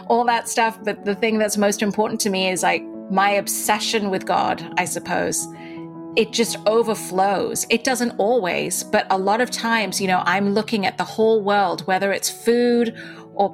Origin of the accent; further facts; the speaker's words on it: Dubai, United Arab Emirates; accent: British; moved away; also born or lived in India; I was born in India, but I grew up in Dubai, in the Middle East. And in Dubai, I attended a British-run school, which is why I still have a bit of an accent.